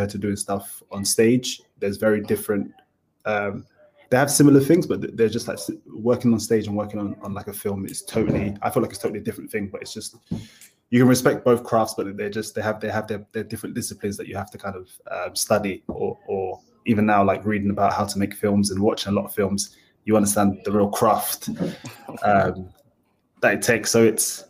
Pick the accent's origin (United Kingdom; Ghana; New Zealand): United Kingdom; Dagenham, London; I was born in Dagenham, lived in Dagenham for quite a long time.